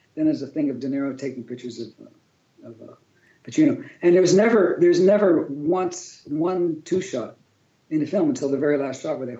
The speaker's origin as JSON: {"language": "English", "town": "Pittsburgh", "region": "Pennsylvania", "country": "United States", "tie": "born or raised there", "said": "Yeah, well, you know, growing up in Pittsburgh, and make it, even working with George, you know, we knew it was time."}